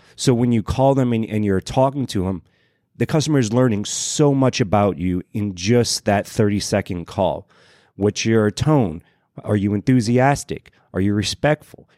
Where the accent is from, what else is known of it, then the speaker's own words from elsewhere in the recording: Louisiana, United States; moved away; originally I'm from Louisiana